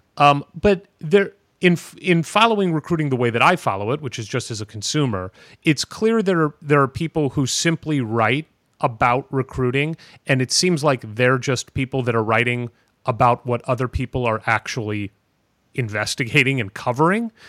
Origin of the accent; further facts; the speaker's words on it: St. Louis, Missouri, United States; I'm a Saint Louis Cardinals fan. I grew up in Saint Louis